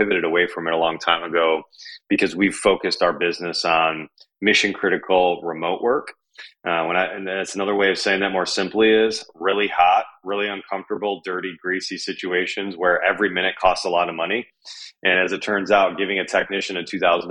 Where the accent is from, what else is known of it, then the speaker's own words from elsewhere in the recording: Michigan, United States; growing up in Michigan